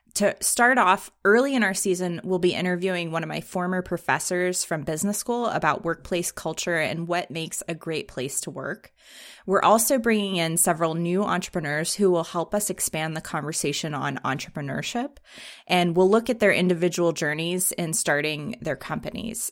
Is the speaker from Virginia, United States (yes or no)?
yes; Richmond, Virginia, United States; moved away; also born or lived in San Francisco; my hometown of Richmond, Virginia